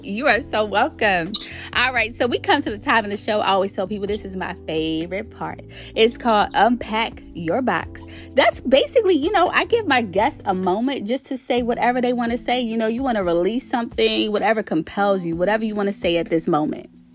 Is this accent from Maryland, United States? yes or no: yes; Baltimore, Maryland, United States; I actually grew up in Baltimore City. I'm still in Maryland